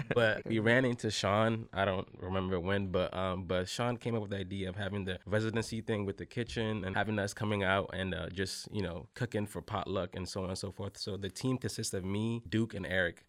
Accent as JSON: {"language": "English", "country": "Togo", "moved": "yes", "lives_now": "United States", "said": "I'm from Togo, West Africa"}